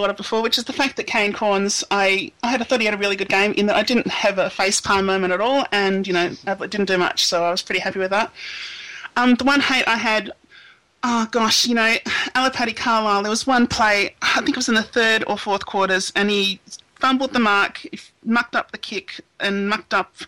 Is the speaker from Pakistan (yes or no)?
no; Adelaide, South Australia, Australia; I was raised in the Nord District, the North Adelaide District, the Sturt District